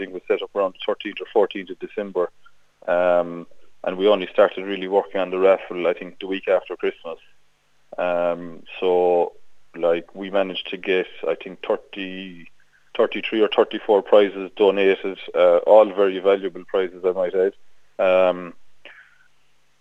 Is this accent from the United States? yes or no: no; Lisselton, Munster, Ireland; I grew up around Lisilton, which would be synonymous with greyhounds. It's a bit like the GAA, it's a bit religious, around North Kerry